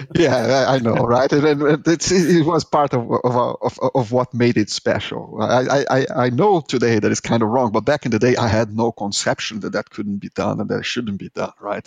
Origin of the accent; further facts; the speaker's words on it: Brazil; accent: Brazilian; English is a second language; moved away; I am Brazilian, as you can tell by my horrible accent, is that, and I lived in this third world country